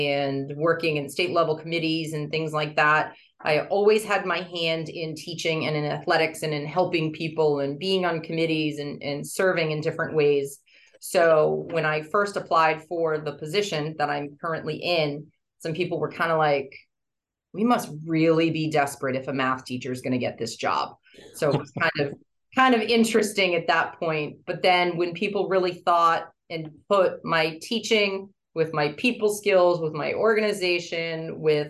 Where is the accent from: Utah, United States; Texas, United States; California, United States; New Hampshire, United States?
New Hampshire, United States; Nashua; I grew up in Nashua, New Hampshire